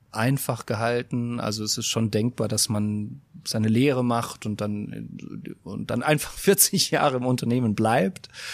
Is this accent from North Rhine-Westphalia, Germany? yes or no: no; Westerwald, Rhineland-Palatinate, Germany; ich komme aus dem, aus dem Westerwald